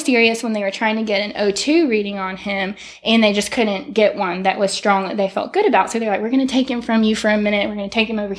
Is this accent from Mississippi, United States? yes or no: yes; Tupelo, Mississippi, United States; moved away as an adult; also born or lived in Starkville, Mississippi; now in Fairhope, United States; we were from Tupelo before that. So we're very thankful to really have three places that feel like home